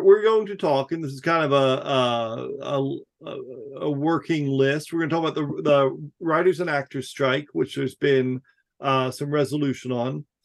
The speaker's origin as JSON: {"language": "English", "region": "New Jersey", "country": "United States", "tie": "born or raised there", "said": "I grew up in New Jersey in like the woods. Like it was a real rural community."}